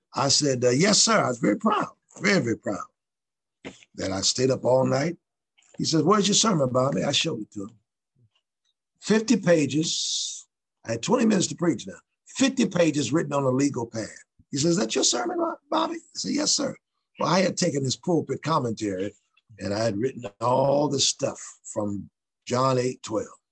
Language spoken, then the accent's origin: English; Ohio, United States; Newark, N E W A R K, Ohio, which is uh, not far from our state's capital, state capital, which is Columbus